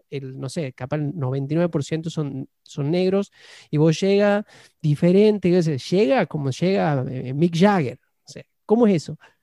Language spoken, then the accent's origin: Spanish; Argentina; now in United States